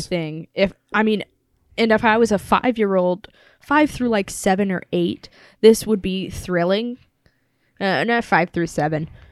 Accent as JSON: {"language": "English", "country": "United States", "said": "I'm an American"}